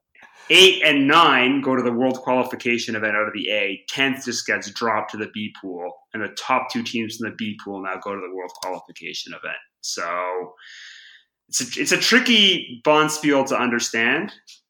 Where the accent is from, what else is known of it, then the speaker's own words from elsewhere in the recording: Canada; now in Europe; So basically the Euro, it was coming when I came over to Europe from Canada, I didn't really have much sense of how it worked or what all the fuss was about.